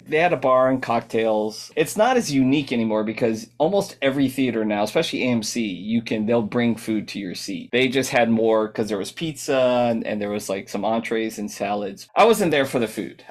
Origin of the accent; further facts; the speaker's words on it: Southern California, United States; growing up in Southern California